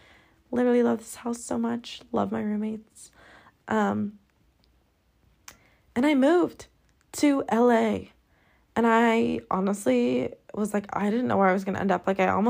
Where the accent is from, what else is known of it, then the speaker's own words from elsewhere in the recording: Scotland, United Kingdom; now in Los Angeles, United States; okay, I just came from Scotland. Everyone's nice. Everyone's so down to earth. You know, it's living in my hometown.